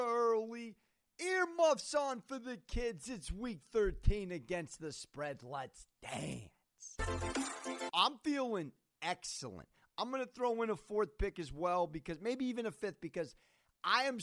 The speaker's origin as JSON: {"language": "English", "town": "San Diego", "region": "California", "country": "United States", "said": "I'm from San Diego."}